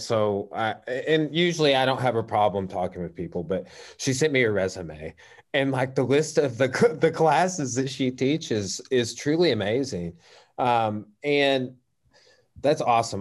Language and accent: English; Clarksville, Arkansas, United States; I grew up in Clarksville, so just just down the road from Russellville